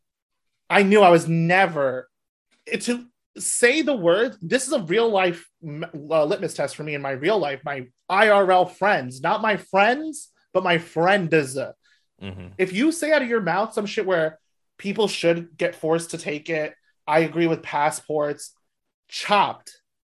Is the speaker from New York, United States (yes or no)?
yes; New York, United States; I grew up outside of New York